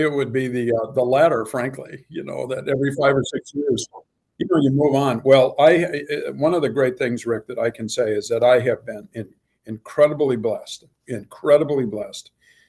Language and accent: English; Colorado, United States; And I grew up in Colorado